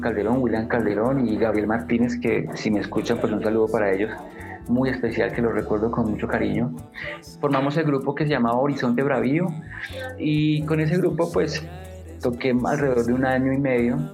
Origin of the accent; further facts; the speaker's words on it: Bogotá, Colombia; siendo yo bogotano